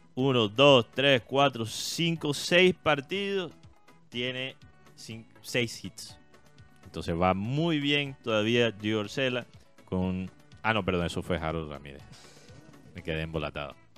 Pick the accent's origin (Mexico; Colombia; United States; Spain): Colombia; como colombiano